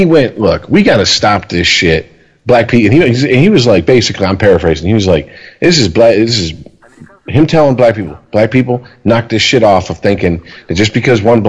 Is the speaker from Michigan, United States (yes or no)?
yes; Detroit, Michigan, United States; growing up in the Detroit metro area